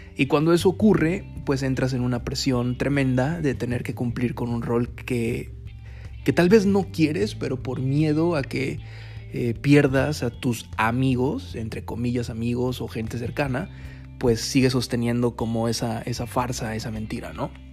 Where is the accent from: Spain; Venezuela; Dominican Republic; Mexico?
Mexico; como mexicanos